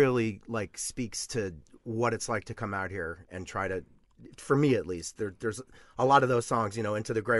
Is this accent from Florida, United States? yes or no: yes; Miami, Florida, United States; now in Los Angeles, United States; I'm from Florida